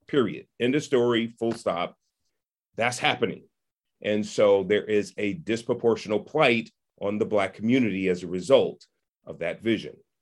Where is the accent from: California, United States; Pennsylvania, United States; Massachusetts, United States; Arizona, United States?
California, United States; San Francisco; I was, uh, born and raised in Hunters Point in San Francisco